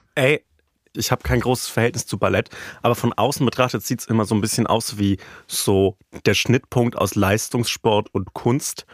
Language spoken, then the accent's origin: German; Franconia, Bavaria, Germany; in meiner Heimat